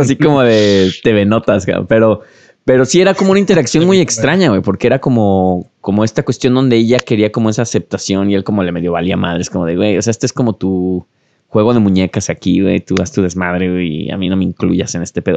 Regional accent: Guadalajara, Jalisco, Mexico; creciendo en Guadalajara

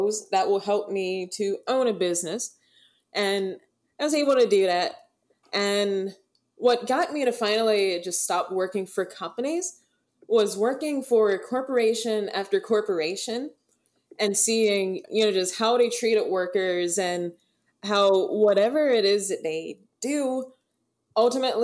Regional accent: suburbs of Atlanta, Georgia, United States; when I first started in modeling, it was as a teenager in the suburbs of Atlanta

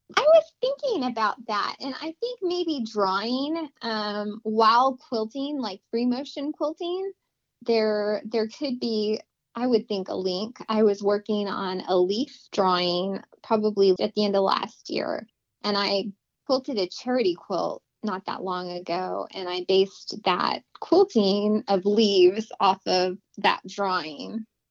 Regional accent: Las Cruces, New Mexico, United States; I was born in Las Cruces, New Mexico, and I was raised basically right there

